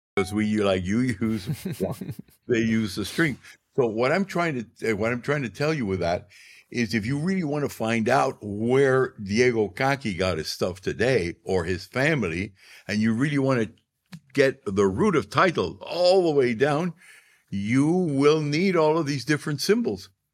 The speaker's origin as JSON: {"language": "English", "region": "Arequipa", "country": "Peru", "tie": "born or raised there", "said": "my hometown, Arequipa"}